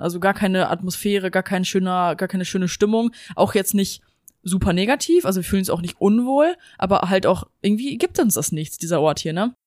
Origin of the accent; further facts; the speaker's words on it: Germany; moved away; bei uns in Deutschland